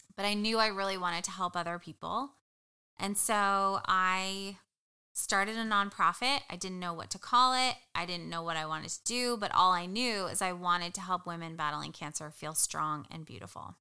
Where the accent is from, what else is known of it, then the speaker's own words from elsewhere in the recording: New Jersey, United States; moved away; I am originally from New Jersey. Uh, you could take the girl out of Jersey, but you can't take the Jersey out of her